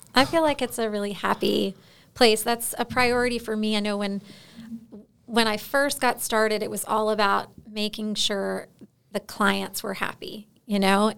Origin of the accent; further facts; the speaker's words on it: Florida, United States; moved away as an adult; now in Alaska, United States; I'm originally from Florida